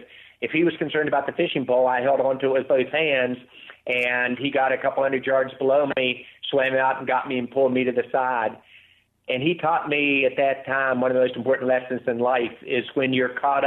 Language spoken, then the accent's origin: English; West Virginia, United States; Growing up in West Virginia, I almost drowned when I was 6 years old